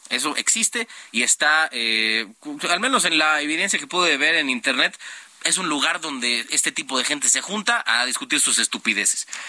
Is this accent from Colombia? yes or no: no; Mexico; siendo mexicano, producto de un mestizaje de varias centurias